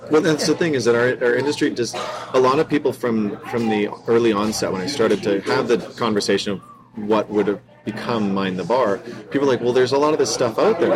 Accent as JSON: {"language": "English", "town": "Vancouver", "region": "British Columbia", "country": "Canada", "tie": "born or raised there", "said": "I was born and raised in Vancouver"}